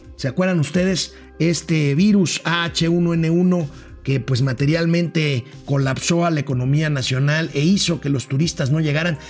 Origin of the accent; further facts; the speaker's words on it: Mexico; como los mexicanos visitamos los diferentes destinos turísticos de nuestra propia, de nuestra propia patria